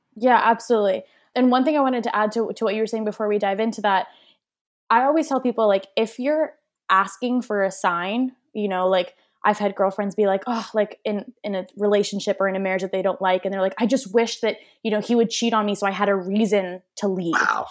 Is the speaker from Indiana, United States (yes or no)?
no; Waltham, Massachusetts, United States; moved away; also born or lived in Toronto, Canada; i grew up in waltham massachusetts so like right outside of boston